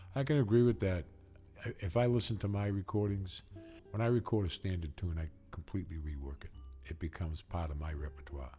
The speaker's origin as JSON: {"language": "English", "town": "Waltham", "region": "Massachusetts", "country": "United States", "tie": "born or raised there", "said": "the Waltham school system where we were, my hometown"}